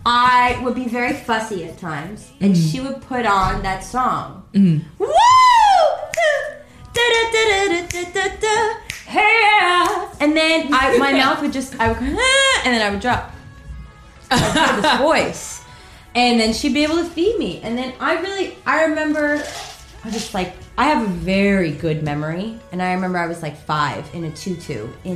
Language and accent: English; Short Hills, New Jersey, United States; born there; Jersey? I was born in Short Hills.